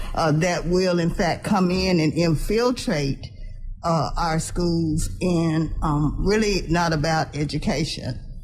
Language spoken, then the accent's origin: English; Dallas, Texas, United States; I grew up here in Dallas